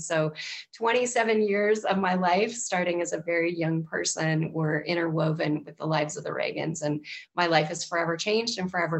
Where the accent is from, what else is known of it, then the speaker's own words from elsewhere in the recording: Southern California, United States; born and raised in Southern California, million miles from Washington, D.C., it seemed when I was a kid